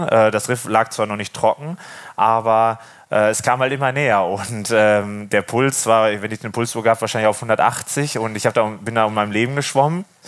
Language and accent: German; Wesel, North Rhine-Westphalia, Germany; moved away as an adult; now in Norderney, Germany; Ursprünglich komme ich ja vom Niederrhein aus Wesel